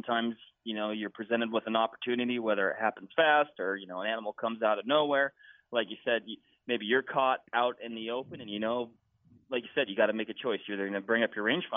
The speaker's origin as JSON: {"language": "English", "region": "Washington", "country": "United States", "tie": "born or raised there", "moved": "yes", "said": "My home state's Washington"}